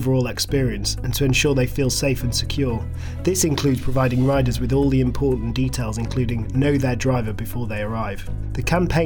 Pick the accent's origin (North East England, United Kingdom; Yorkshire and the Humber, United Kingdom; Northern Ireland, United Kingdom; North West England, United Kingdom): Yorkshire and the Humber, United Kingdom; Leeds; also born or lived in North London; now in London, United Kingdom; I'm originally from Leeds, but now call North London home